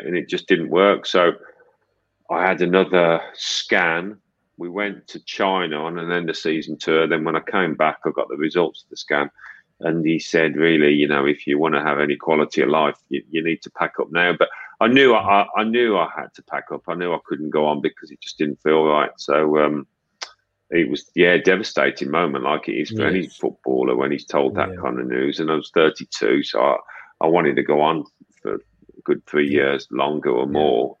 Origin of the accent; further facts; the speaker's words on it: Birmingham, West Midlands, United Kingdom; I'm from Birmingham.